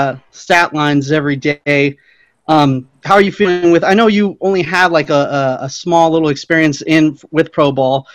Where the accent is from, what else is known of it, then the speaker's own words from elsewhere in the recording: Lancaster, California, United States; I'm from Lancaster. The best thing we're known for is just being related to Palmdale